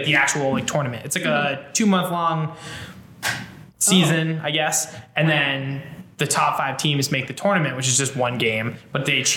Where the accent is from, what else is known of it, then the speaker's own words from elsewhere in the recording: Worcester, Massachusetts, United States; I grew up here